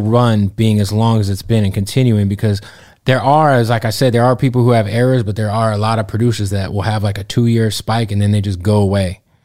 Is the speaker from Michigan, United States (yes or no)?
no; Arizona, United States; now in Los Angeles, United States; I'm from Arizona